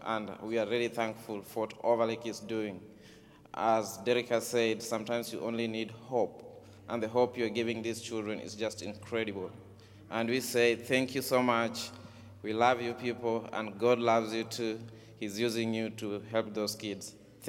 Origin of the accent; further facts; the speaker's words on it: Kitale, Trans-Nzoia County, Kenya; moved away as an adult; now in United States; And I was born in Africa, in Kitale. And I stayed in Kitale the whole of my life.